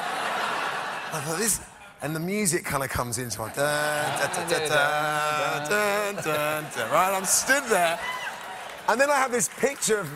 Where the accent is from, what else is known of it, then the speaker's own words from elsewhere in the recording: England, United Kingdom; I'm an Englishman